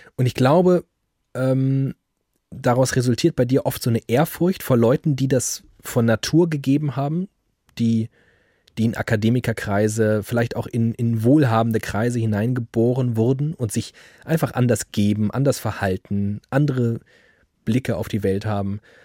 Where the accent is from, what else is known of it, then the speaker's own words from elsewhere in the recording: Frankfurt, Germany; ich komme aus Frankfurt